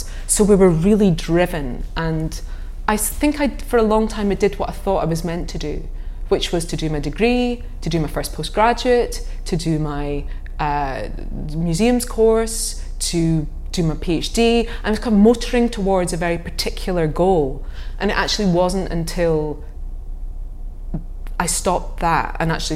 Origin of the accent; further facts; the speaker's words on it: St Andrews, Scotland, United Kingdom; I came from St Andrews